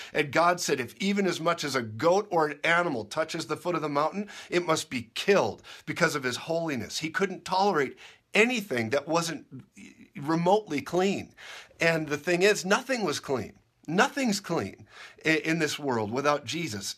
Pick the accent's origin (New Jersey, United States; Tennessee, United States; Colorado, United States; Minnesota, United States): Minnesota, United States; I grew up in Minnesota